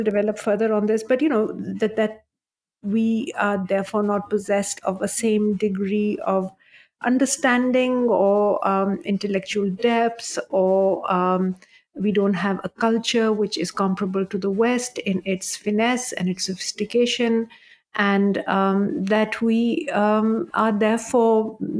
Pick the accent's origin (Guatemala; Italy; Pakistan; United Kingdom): Pakistan; English is a second language; now in United States; certainly for myself, growing up in Pakistan, I was just, some people might even have taught me quite fear, as they say in Pakistan. But it was only when I came here